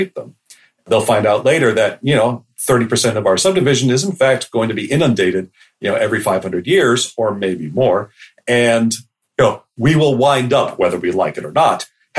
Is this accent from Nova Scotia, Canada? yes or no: yes; Halifax, Nova Scotia, Canada; moved away; also born or lived in United States; I grew up in North America, both in, you know, United States and Canada. And Halifax, where I was an adolescent